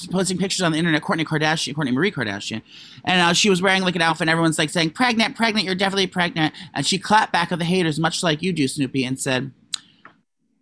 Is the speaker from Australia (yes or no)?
no; Russia; moved away; I'm from Russia